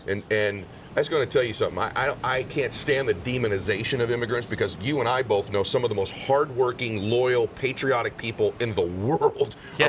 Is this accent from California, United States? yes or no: yes; Southern California, United States; I grew up in Southern California. I grew up kind of lower middle class